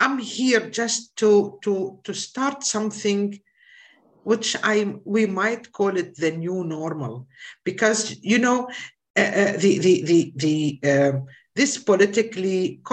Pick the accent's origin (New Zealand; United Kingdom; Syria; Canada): Syria; moved away as an adult; now in Germany; I'm from Syria, by the way, and now I'm a refugee in Germany.